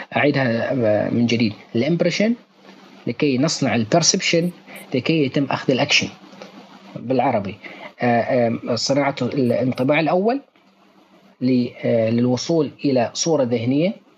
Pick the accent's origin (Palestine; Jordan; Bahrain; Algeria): Bahrain; ونحن حاليا نعمل مع احدى الشركات عندنا في البحرين